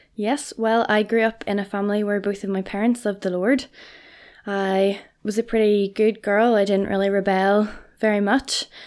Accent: Portadown, Northern Ireland, United Kingdom; I am from Portadown

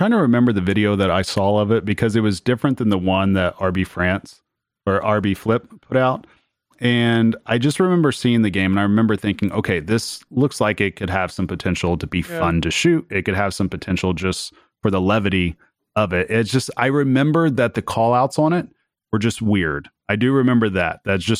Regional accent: Oklahoma, United States; I'm from Oklahoma.

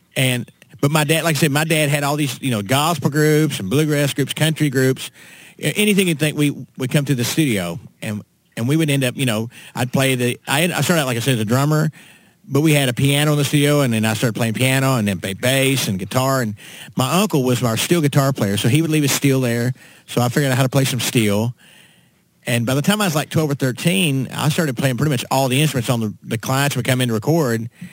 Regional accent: Winchester, Kentucky, United States; now in Nashville, United States; I was born uh, up in central Kentucky, right around Lexington, a little town called Winchester.

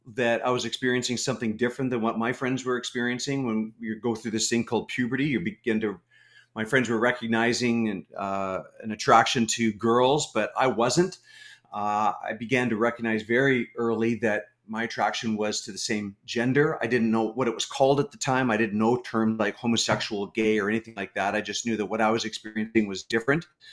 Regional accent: Canada; I'm a Canadian. Uh, lived in Canada my whole life.

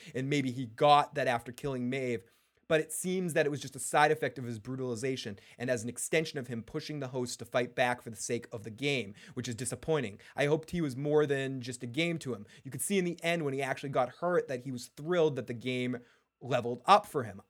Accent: Boston, Massachusetts, United States; accent: Boston; my Boston accent

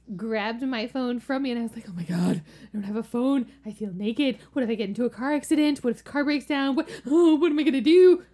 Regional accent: the South, United States; moved away; also born or lived in Virginia; I'm from the South, and we say pecans

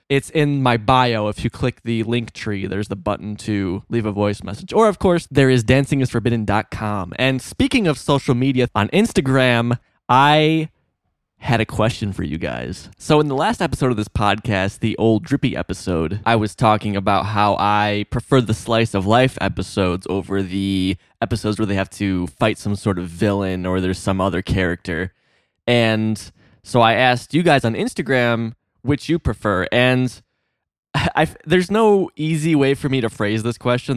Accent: Illinois, United States; I'm from Illinois

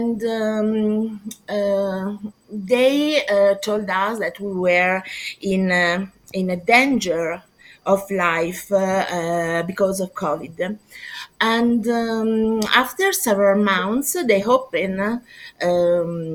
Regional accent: near Milan, Lombardy, Italy; I am from Italy. I'm Italian, born next to Milan, and I live next to Milan.

